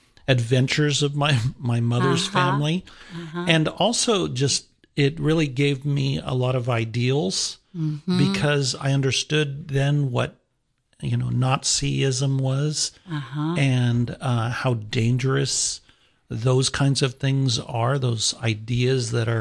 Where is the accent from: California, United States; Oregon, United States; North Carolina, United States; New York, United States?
California, United States; Artesia; I actually grew up in the Los Angeles area, a little town called Artesia. Or Cerritos, this Artesia Cerritos.